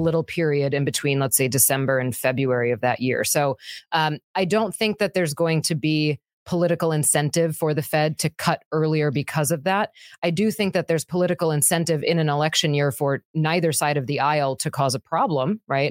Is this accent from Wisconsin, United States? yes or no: yes; Wisconsin, United States; I'm from Wisconsin.